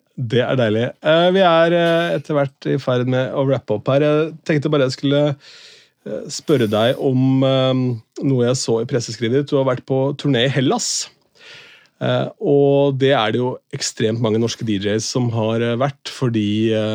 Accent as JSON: {"language": "Norwegian", "town": "Askim", "region": "Østfold", "country": "Norway", "tie": "born or raised there", "said": "første radiokanalen jeg jobba for noen gang, hjemme i Askim, Radio City"}